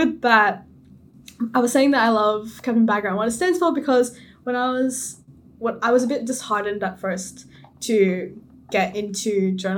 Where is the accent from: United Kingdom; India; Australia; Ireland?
Australia; accent: Australian; I am an Australian citizen. I was born here. I have the most, you know, Australian accent